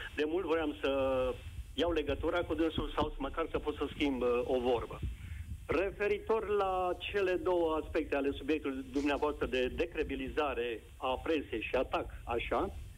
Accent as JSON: {"language": "Romanian", "town": "Sibiu", "region": "Sibiu County", "country": "Romania", "said": "eu sunt sibian, locuiesc în Sibiu."}